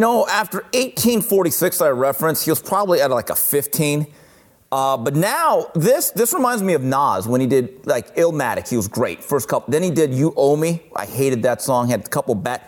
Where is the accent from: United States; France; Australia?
United States; Los Angeles, California; I'm this Asian kid growing up in East LA, suburban family